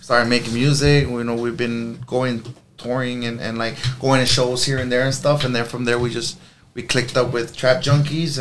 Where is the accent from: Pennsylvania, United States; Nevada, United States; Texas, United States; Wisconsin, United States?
Texas, United States; Brownsville; now in Edinburg, United States; I'm originally from Brownsville